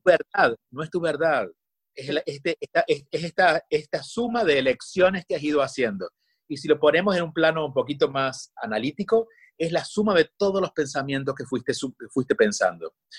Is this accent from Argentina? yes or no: yes; Argentina; Yo soy argentino